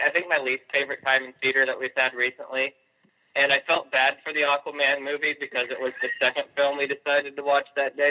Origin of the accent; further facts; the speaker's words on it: Iowa, United States; moved away as an adult; we're originally from Iowa